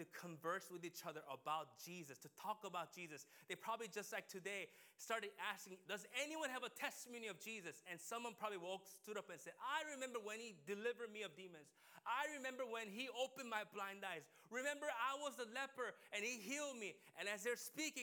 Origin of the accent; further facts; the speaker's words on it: United States; we as a American people